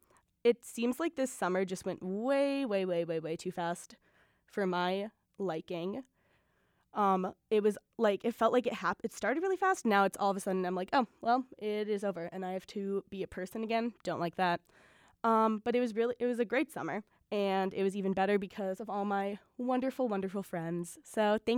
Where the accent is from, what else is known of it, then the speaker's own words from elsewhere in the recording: Milwaukee, Wisconsin, United States; Born and raised in Milwaukee